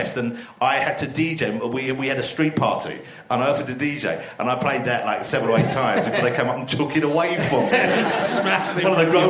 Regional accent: London, United Kingdom; also born or lived in Camden; I was born in Camden, but I lived in East London all my life. My parents lived in East London, and I moved out from there.

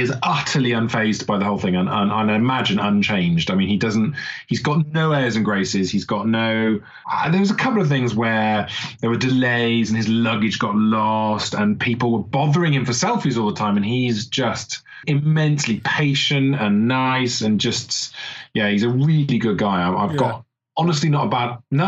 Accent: Wales, United Kingdom; accent: Welsh; I'm from Wales

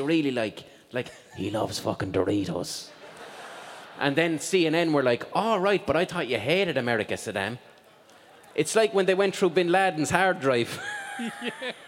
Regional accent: Ireland; I grew up in Ireland

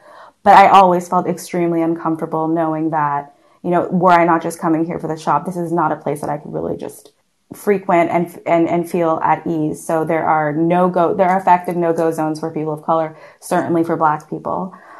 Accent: Canada; now in Berlin, Germany; And to just touch upon your question on how I feel as a Canadian in Berlin, it's been a little bizarre.

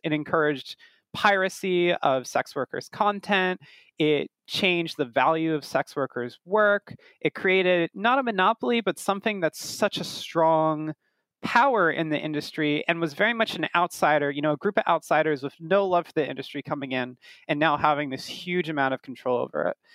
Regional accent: United States; also born or lived in Brooklyn, New York; as an American myself, I'm based in Brooklyn, in New York

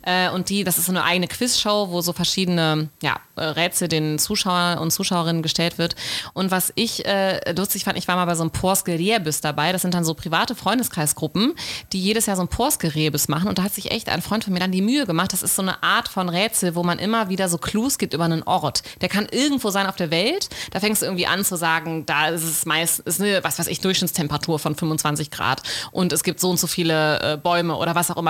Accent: Germany; wie bei uns in Deutschland

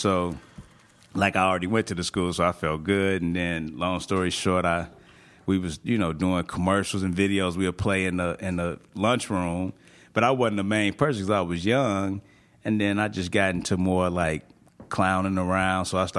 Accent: Chicago, Illinois, United States; born or raised there

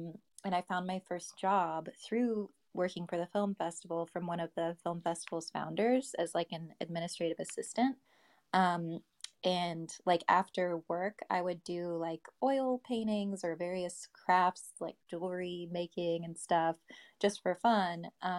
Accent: Little Rock, Arkansas, United States; moved away; also born or lived in Los Angeles / Austin; I'm from Little Rock, Arkansas, and I'm a calligrapher and digital artist.

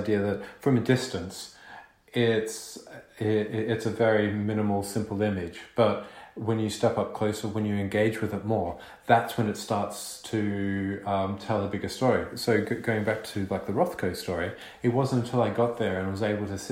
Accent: Melbourne, Victoria, Australia; moved away; also born or lived in London; I grew up in Melbourne

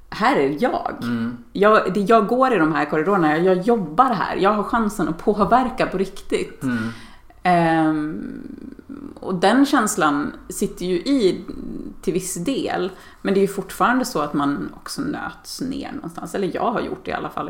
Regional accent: Dalarna County, Sweden; Jag är uppväxt i Dalarna och, och bor där igen på min barndomsö

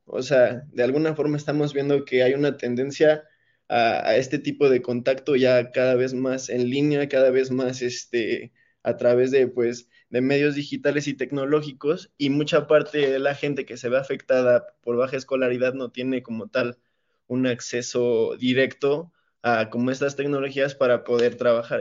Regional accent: Mexico; nosotros como mexicanos

